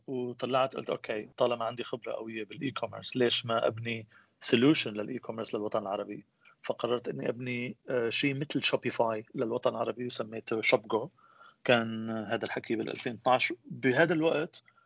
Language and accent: Arabic; Aleppo, Aleppo Governorate, Syria; moved away as an adult; also born or lived in United States / Houston; أنا من مواليد حلب بسوريا أه، عشت بحلب لحد آه، عمر ال 21